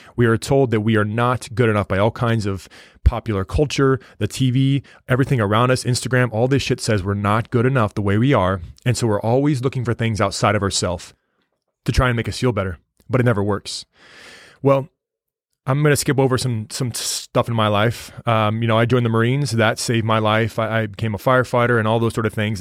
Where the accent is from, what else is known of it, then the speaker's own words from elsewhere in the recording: United States; I told him the United States